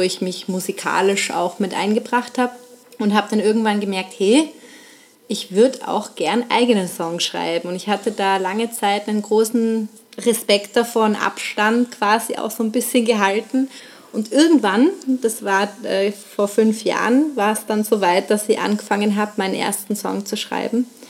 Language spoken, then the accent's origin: German; Nuremberg, Bavaria, Germany; moved away as an adult; also born or lived in Vienna, Austria; Ich komme ursprünglich aus Nürnberg, bin 2008 dann nach Wien gegangen